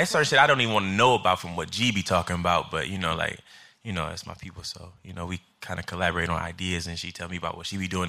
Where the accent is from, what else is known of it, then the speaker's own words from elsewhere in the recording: Chicago, Illinois, United States; now in New York, United States; I'm from Chicago, uh, Illinois, South Side